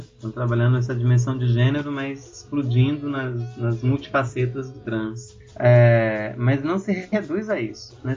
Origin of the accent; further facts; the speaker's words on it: Brazil; com a minha própria realidade como africano brasileiro